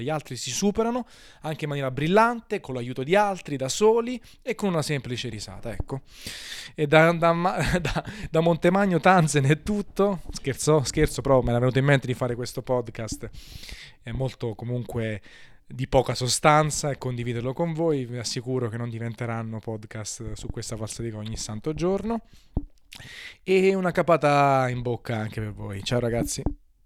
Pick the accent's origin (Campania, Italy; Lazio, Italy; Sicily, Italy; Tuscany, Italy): Campania, Italy; Naples; Sono napoletano